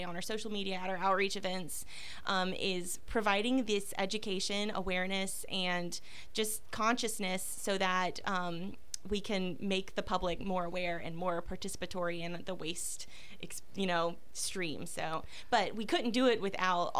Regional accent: Pensacola, Florida, United States; I actually am also a longtime native of this area. I've been here since I was a very young child

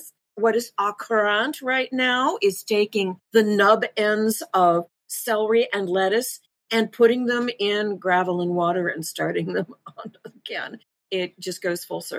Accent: Rochester, New York, United States; born or raised there; also born or lived in Seattle, Washington

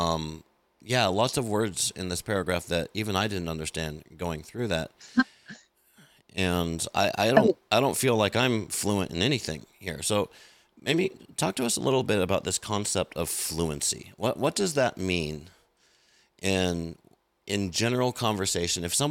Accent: United States; I'm an American

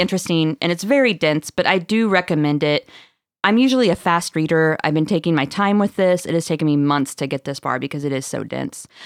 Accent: Marshfield, Missouri, United States; I'm from Marshfield, Missouri

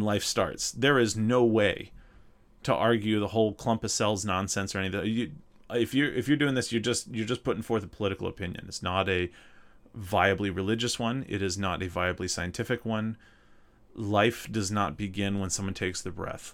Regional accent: North Mississippi, United States; accent: southern; moved away as an adult; also born or lived in Minnesota; I grew up in North Mississippi, uh, right, right south of Memphis

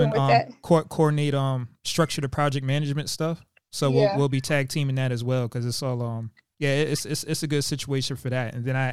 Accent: Long Island, New York, United States; moved away; also born or lived in Fort Hood, Texas; I was raised in Long Island

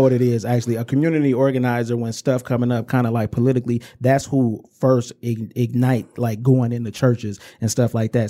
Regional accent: Inkster, Michigan, United States; I'm from Inkster in the Romulus area

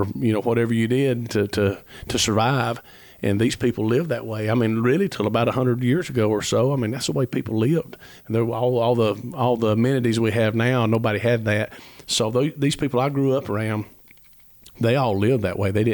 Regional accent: Ellijay, Georgia, United States; I was raised in Ellijay, Georgia, and which is literally the foot of the Appalachian Trail

